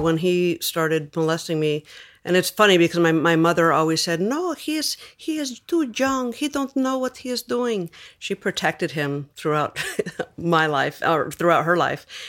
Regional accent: Los Angeles, California, United States; I was born in East L

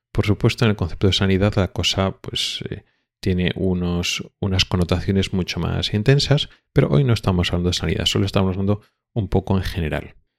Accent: Spain; now in Sweden; nosotros ya como españoles

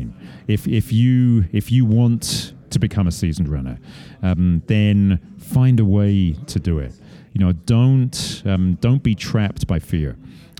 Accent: Estes Park, Colorado, United States; Estes Park, which is my hometown

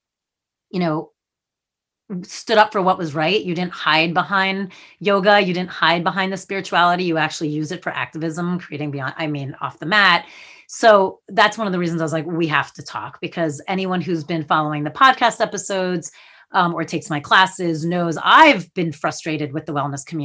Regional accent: New Jersey, United States; I'm from Jersey.

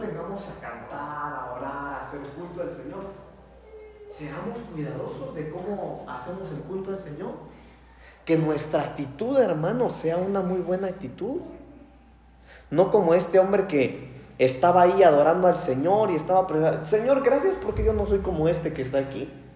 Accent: Mexico; somos mexicanos

